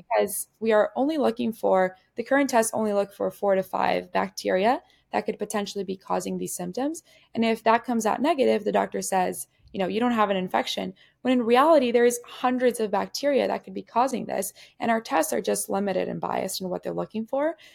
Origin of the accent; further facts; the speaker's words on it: Ciudad Juárez, Chihuahua, Mexico; growing up in Juarez, Mexico